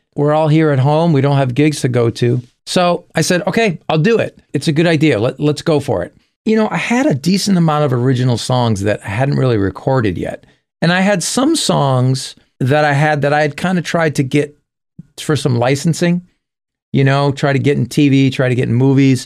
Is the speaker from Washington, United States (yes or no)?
no; Springfield, Massachusetts, United States; In my hometown of Springfield, Massachusetts, we had a lot of clubs there